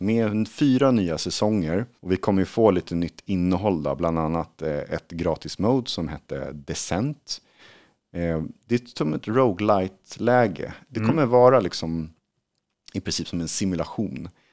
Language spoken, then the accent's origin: Swedish; Sweden; som svensk